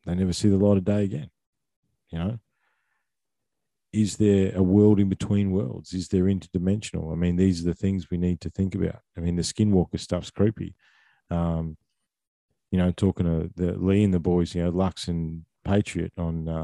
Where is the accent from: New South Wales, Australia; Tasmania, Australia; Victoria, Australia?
Victoria, Australia; I grew up in Victoria